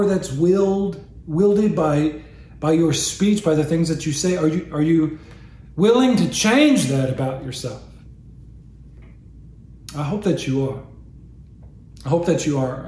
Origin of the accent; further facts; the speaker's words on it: United States; I'm an American